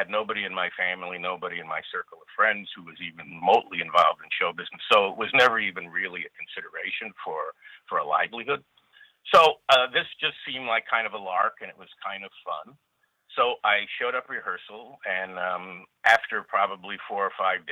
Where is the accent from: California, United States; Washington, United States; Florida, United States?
California, United States; Los Angeles; also born or lived in Chicago, Illinois; I grew up in California